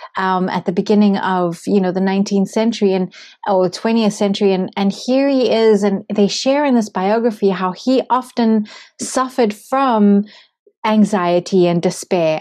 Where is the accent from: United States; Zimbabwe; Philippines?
Zimbabwe; moved away; I come from Zimbabwe